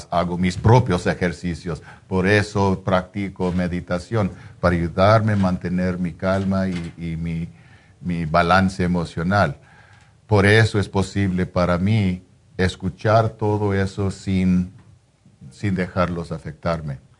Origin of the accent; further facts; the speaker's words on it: Mexico; Soy mexicano.